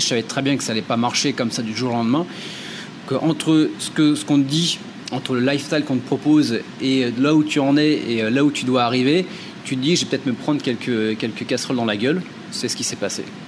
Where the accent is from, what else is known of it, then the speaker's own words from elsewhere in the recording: Châteauroux, Centre-Val de Loire, France; moved away as an adult; also born or lived in Limoges; Je viens euh, d'une petite ville qui s'appelle euh, Châteauroux, qui est dans le milieu de la France